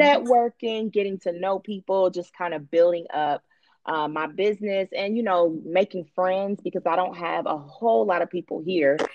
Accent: Cincinnati, Ohio, United States; moved away as an adult; now in Atlanta, United States; I am originally from Cincinnati, Ohio.

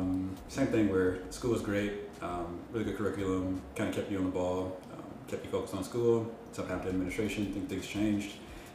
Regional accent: Milwaukee, Wisconsin, United States; moved away as an adult; also born or lived in Madison; we're both from Wisconsin, grew up in Milwaukee as well, but I lived in Madison, which is the other big city in Wisconsin.

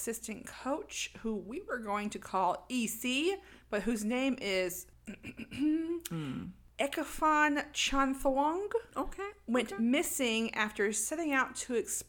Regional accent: United States; being American

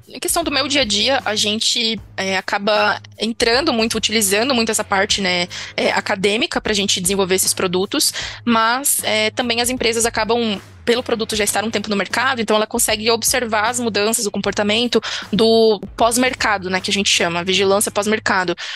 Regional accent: Brazil; como brasileiro

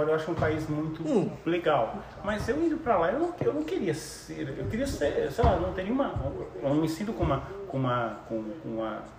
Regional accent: Brazil; Não, porque eu sou brasileiro

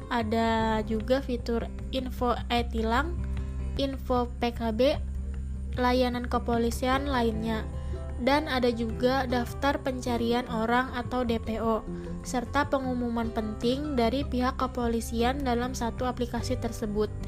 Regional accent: South Kalimantan, Indonesia; aku mau sharing-sharing sedikit nih mengenai salah satu contoh aplikasi yang ada di daerah aku, yaitu di Kalimantan Selatan.

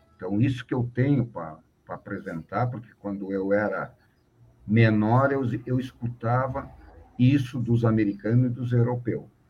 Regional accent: Brazil; a gente é brasileiro

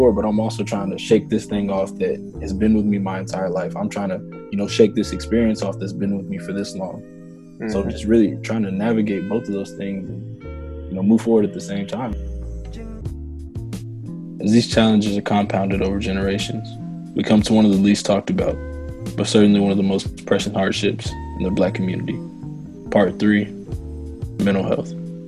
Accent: United States; So I say for, you know, being Black American, it's when people are like, I'm from this country, I'm from that country. I can't pinpoint that.

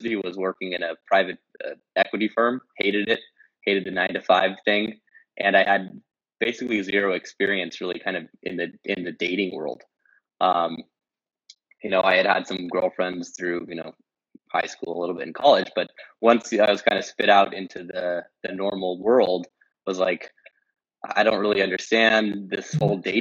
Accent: Los Angeles, California, United States; moved away as an adult; also born or lived in Tulum, Mexico; now in Kyiv, Ukraine; I'm a LA guy originally

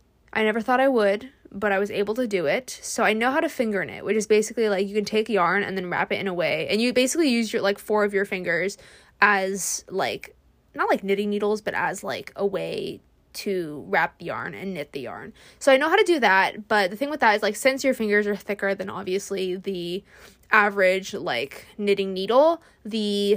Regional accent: California, United States; and I feel like since I'm from California and like wildfires are like totally a thing

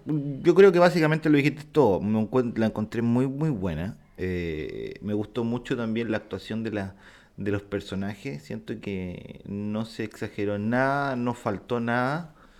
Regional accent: Viña del Mar, Valparaíso, Chile; Yo nací en Viña del Mar

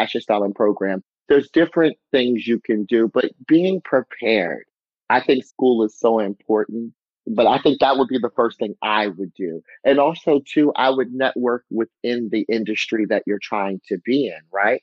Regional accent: Harford County, Maryland, United States; my hometown, Harford County.

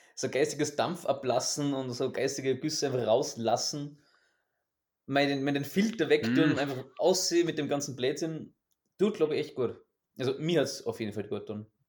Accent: Austria; ich als Österreicher

